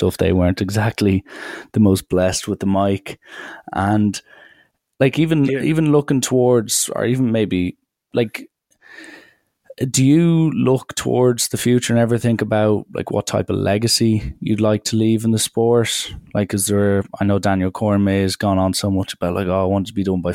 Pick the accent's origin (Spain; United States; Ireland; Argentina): Ireland; me being Irish